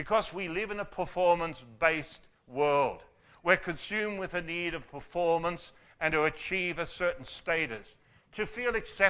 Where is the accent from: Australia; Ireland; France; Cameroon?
Australia; as Aussie men and women